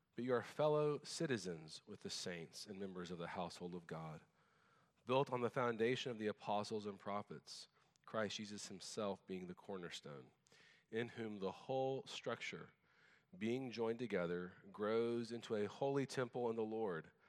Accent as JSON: {"language": "English", "country": "United States", "also_born_or_lived": "Japan", "said": "as an American"}